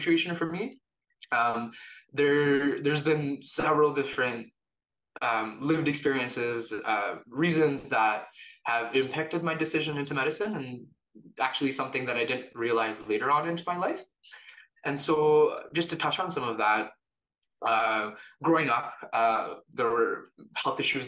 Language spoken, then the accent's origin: English; Canada; also born or lived in India / Calgary, Canada; now in Toronto, Canada; I was born in India, but my family and I moved to Canada when I was about 2 years old.